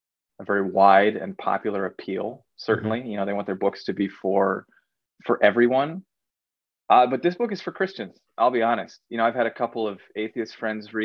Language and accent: English; Pacific Northwest, United States; also born or lived in Eastern Washington / Eastern Oregon; I was born and raised in the Pacific Northwest